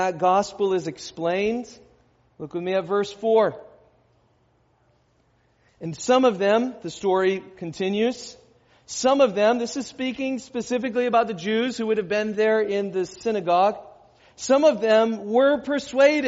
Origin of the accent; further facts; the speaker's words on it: United States; as American Christians